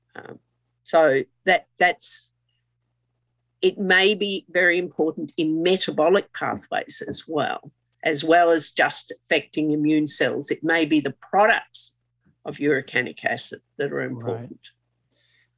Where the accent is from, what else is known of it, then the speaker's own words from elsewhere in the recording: Queensland, Australia; I'm a Queenslander